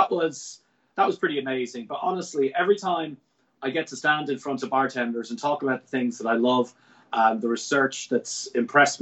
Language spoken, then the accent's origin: English; Ireland; I'm an Irishman